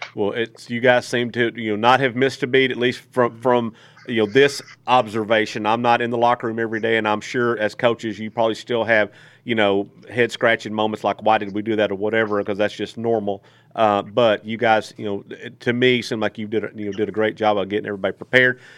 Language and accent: English; Texas, United States; moved away; also born or lived in Greenwood, Arkansas; I'm originally from Texas